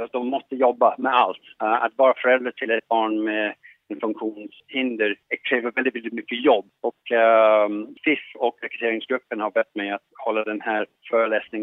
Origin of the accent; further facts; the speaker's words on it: London, United Kingdom; accent: English; Swedish is a second language; moved away as an adult; now in Sweden; Jag är ursprungligen från London men har varit i, i Sverige nu i 20 plus år. Men man blir aldrig av med sin engelska accent när man kommer hit